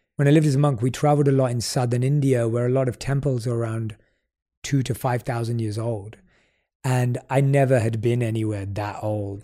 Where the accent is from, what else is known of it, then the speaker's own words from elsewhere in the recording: London, United Kingdom; growing up in London